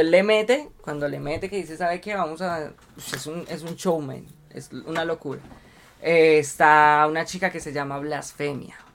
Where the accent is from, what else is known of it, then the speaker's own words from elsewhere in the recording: Colombia; somos el público colombiano